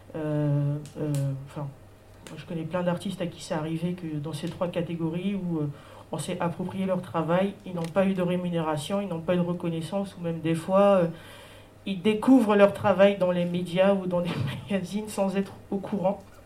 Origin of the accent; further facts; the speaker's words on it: French Guiana; moi je suis une artiste, je viens de Guyane